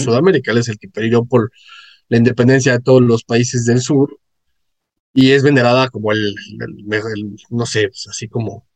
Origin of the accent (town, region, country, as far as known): Mexico